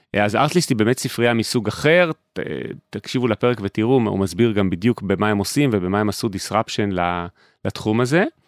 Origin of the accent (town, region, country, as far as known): Israel